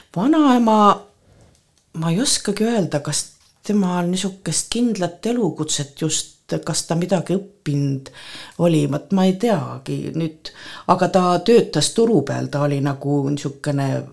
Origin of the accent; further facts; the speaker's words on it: Kohtla-Järve, Ida-Viru County, Estonia; now in Põltsamaa, Estonia; ma sündisin Kohtla-Järvel